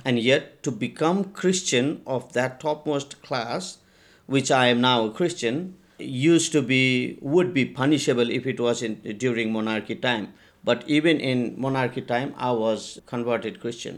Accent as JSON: {"language": "English", "country": "India", "tie": "born or raised there", "moved": "yes", "lives_now": "Nepal", "said": "I was taken to India in an orphanage, and that's where I grew up and had my education, um, in India."}